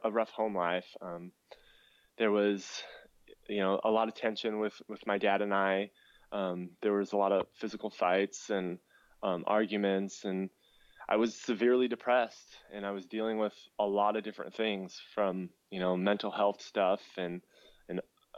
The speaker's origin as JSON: {"language": "English", "town": "Pierce", "region": "Nebraska", "country": "United States", "tie": "born or raised there", "moved": "yes", "said": "growing up in Pierce was it was rather difficult"}